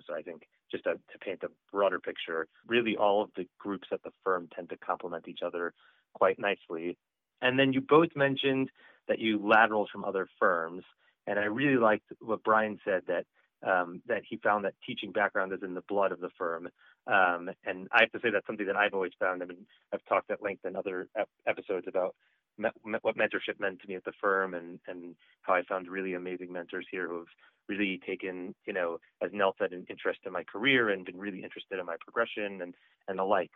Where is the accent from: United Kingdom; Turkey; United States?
United States; New York area; now in Boston, United States; I'm from the New York area originally. I'm a, I'm a, I'm a Boston transplant